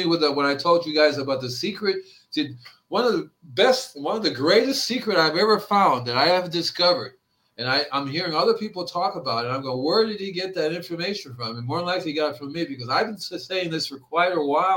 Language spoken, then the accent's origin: English; Hialeah, Florida, United States; moved away as an adult; also born or lived in Fort Lauderdale, Florida / Gainesville, Florida; now in California, United States; I grew up in the Hialeah, Florida